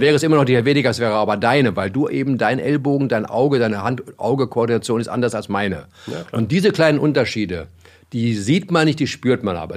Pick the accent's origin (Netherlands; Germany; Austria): Germany; als Deutscher